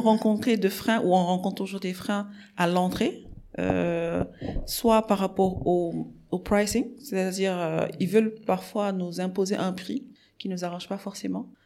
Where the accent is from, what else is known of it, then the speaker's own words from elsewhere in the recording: Dakar, Senegal; also born or lived in Morocco; je suis sénégalaise. Euh, j'ai grandi à Dakar